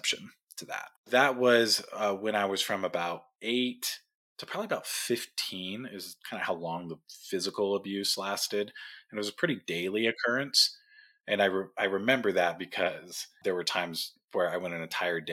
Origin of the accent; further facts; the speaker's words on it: Tijuana, Baja California, Mexico; also born or lived in Orange County, California; My family moved down to Mexico when I was young, just a couple of years old, into Tijuana